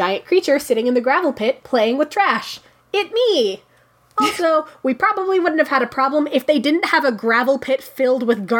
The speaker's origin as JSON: {"language": "English", "town": "Minerva", "region": "Ohio", "country": "United States", "tie": "born or raised there", "said": "My home state of Ohio. I hail from Minerva, probably, where I was spotted 41 years ago to this month-ish."}